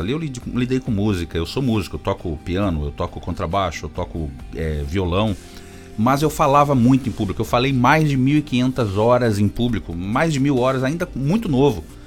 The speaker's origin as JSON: {"language": "Portuguese", "region": "São Paulo", "country": "Brazil", "tie": "born or raised there", "said": "cresci na zona leste de São Paulo com muito orgulho"}